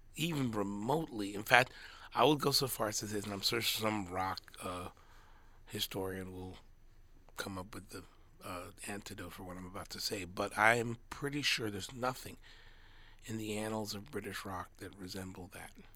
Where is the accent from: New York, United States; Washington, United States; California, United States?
California, United States; I am from California.